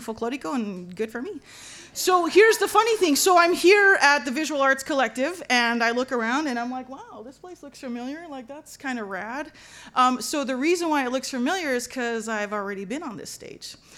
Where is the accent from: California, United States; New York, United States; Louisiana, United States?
California, United States; Los Angeles; I'm from East Los Angeles, so that's my hometown.